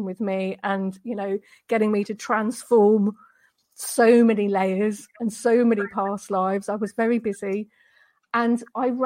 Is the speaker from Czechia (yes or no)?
no; Deal, South East England, United Kingdom; moved away as an adult; now in Denmark; I'm from the UK, which you might be able to tell from my accent, but I've married a Danish guy and now I live in Denmark. But going back years and years and years ago, I was born in Deal in Kent, which is in on the southeast coast of Britain